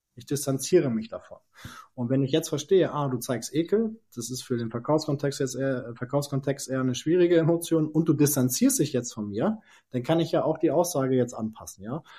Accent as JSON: {"language": "German", "region": "Lower Saxony", "country": "Germany", "tie": "born or raised there", "said": "ich bin in einer kleinen Stadt groß geworden in äh, Niedersachsen äh, oder aufgewachsen, groß geworden in Norddeutschland"}